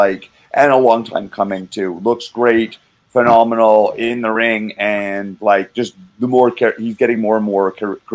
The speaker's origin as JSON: {"language": "English", "town": "Calgary", "region": "Alberta", "country": "Canada", "moved": "yes", "lives_now": "Vancouver, Canada", "said": "I'm from Calgary"}